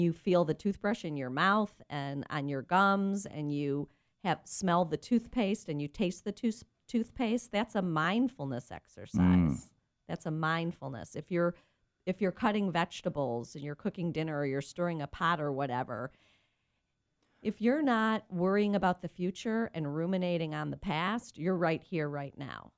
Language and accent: English; Cleveland, Ohio, United States; moved away as an adult; now in San Diego, United States; I grew up in Cleveland, Ohio.